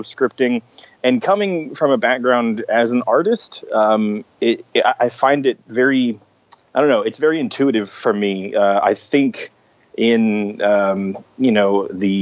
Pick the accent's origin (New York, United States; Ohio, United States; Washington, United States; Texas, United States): Texas, United States; also born or lived in Austin, Texas / Savannah, Georgia; I'm from Texas. I live in Austin now.